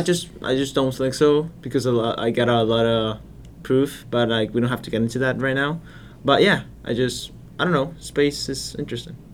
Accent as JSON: {"language": "English", "country": "Colombia", "moved": "yes", "said": "I'm from Colombia."}